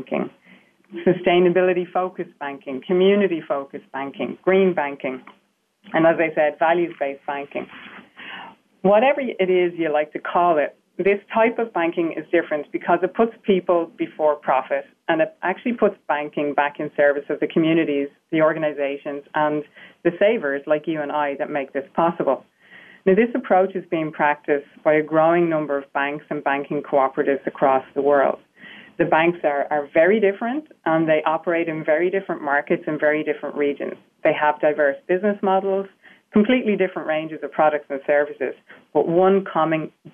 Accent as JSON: {"language": "English", "country": "Ireland", "accent": "Irish", "said": "I'm sure you can hear I have an Irish accent. So the fact that I'm Irish"}